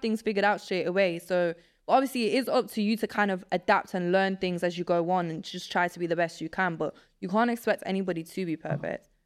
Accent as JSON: {"language": "English", "town": "Nottingham", "region": "East Midlands", "country": "United Kingdom", "tie": "born or raised there", "also_born_or_lived": "Poland", "second_language": "English", "said": "I grew up in England"}